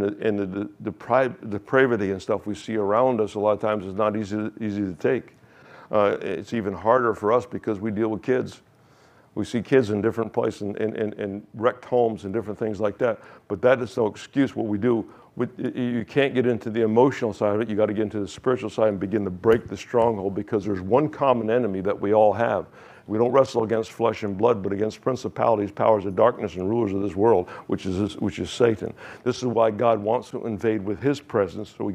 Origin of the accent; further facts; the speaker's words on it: United States; accent: American; my accent is still American